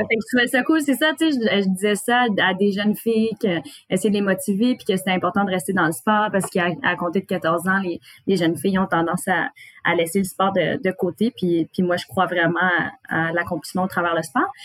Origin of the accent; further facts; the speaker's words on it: Gatineau, Quebec, Canada; je viens de Gatineau